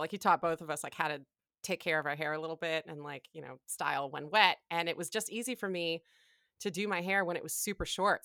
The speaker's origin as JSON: {"language": "English", "town": "Ann Arbor", "region": "Michigan", "country": "United States", "tie": "born or raised there", "said": "I'm from Ann Arbor, Michigan"}